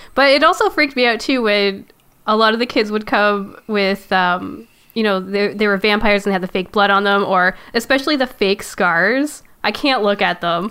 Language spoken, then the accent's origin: English; Canada; I am Canadian, so we had to take French